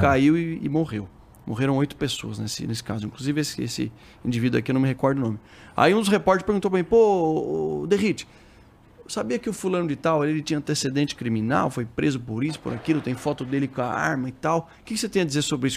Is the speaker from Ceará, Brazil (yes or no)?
no; Sorocaba, São Paulo, Brazil; also born or lived in Osasco; Sou lá do interior de, de São Paulo, de Sorocaba